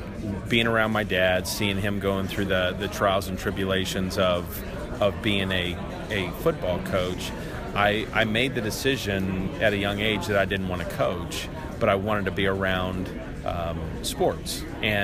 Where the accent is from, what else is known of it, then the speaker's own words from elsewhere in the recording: Tempe, Arizona, United States; moved away as an adult; also born or lived in Cedar City, Utah / Connecticut; I grew up in Tempe, Arizona